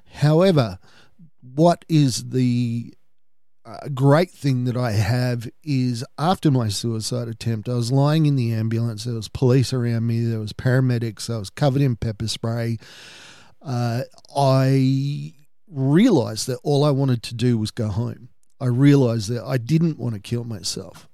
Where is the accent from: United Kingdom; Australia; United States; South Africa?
Australia; my family history is we're Australian for four or five generations, but we're Irish Australian